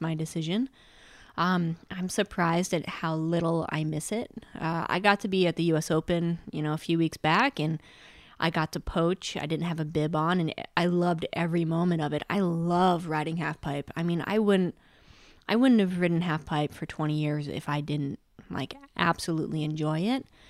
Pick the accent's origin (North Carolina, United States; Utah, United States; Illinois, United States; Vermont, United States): Vermont, United States; Mount Snow; Mount Snow is where I grew up in Vermont.